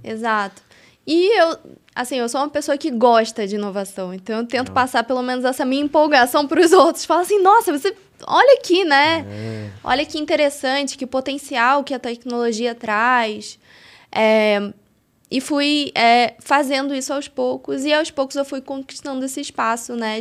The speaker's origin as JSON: {"language": "Portuguese", "region": "Rio de Janeiro", "country": "Brazil", "tie": "born or raised there", "moved": "as an adult", "lives_now": "São Paulo, Brazil", "said": "eu sou natural do Rio de Janeiro"}